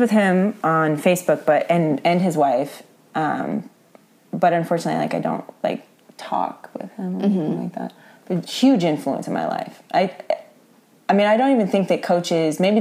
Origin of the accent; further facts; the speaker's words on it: Kansas, United States; I'm from Kansas.